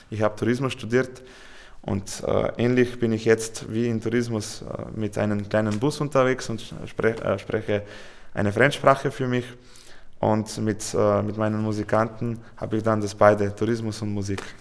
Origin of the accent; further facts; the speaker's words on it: Slovenia; German is a second language; Und wir haben ein Konzert in Ljubljana gespielt, bei uns in Hauptstadt, mit Fernsehübertragung.